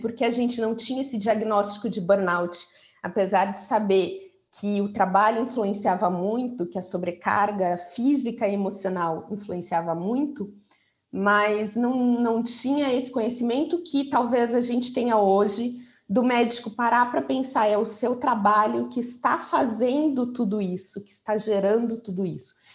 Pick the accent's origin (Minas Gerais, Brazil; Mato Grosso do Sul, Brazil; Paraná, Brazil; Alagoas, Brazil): Paraná, Brazil; Curitiba; moved away as an adult; also born or lived in São Paulo; voltei para Curitiba, eu sou de Curitiba, nessa época eu estava em São Paulo